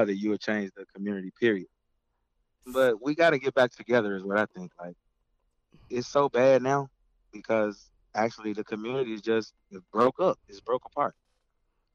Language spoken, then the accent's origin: English; St. Louis, Missouri, United States; I'm from St. Louis, Missouri.